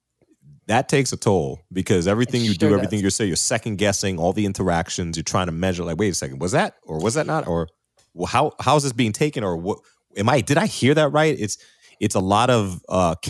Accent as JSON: {"language": "English", "country": "United States", "moved": "yes", "lives_now": "Canada", "said": "as an American"}